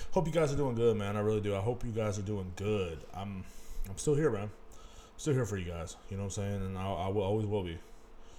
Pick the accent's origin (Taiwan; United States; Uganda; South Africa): United States; Kingsland, Texas; moved away; back in my hometown of Kingsland, Texas